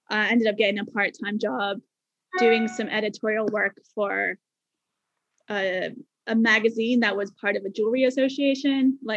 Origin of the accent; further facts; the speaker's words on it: Bermuda; accent: mixture of Bermuda and Canada; also born or lived in Canada; and my accent has a kind of a mixture of bermuda and, and canada because i spent time in canada when i was quite young right.